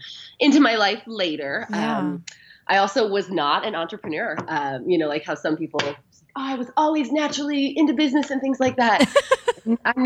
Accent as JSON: {"language": "English", "region": "Arizona", "country": "United States", "tie": "born or raised there", "moved": "as an adult", "lives_now": "Wyoming, United States", "said": "I'm actually originally from Arizona. I grew up, born and raised in Arizona."}